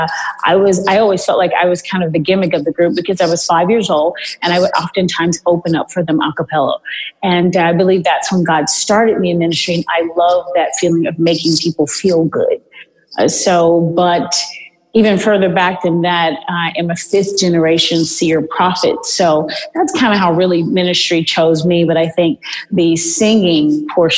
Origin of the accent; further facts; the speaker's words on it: Houston, Texas, United States; now in Beverly Hills, United States; I'm originally from Houston, Texas